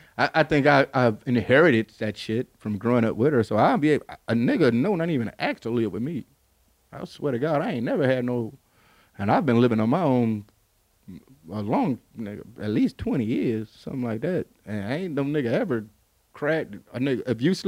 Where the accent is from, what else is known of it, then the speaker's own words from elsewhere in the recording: Detroit, Michigan, United States; growing up in Detroit, we have a real segregated community